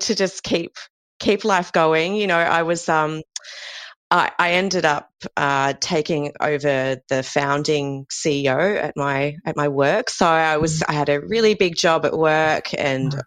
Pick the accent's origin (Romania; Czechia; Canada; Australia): Australia; Sydney, New South Wales; moved away as an adult; also born or lived in Melbourne; I'm originally from Sydney and I moved to Melbourne to start a PhD with my then boyfriend, now husband